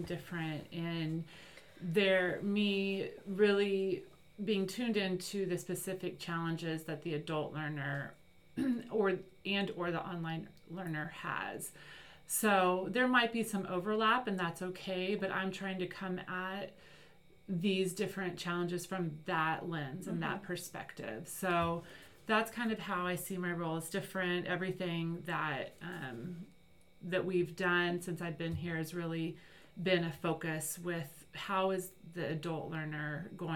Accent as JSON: {"language": "English", "region": "Kansas", "country": "United States", "tie": "born or raised there", "also_born_or_lived": "Manhattan, Kansas / East Coast / West Coast / overseas", "moved": "as an adult", "said": "I grew up in Kansas, though, went to K-State."}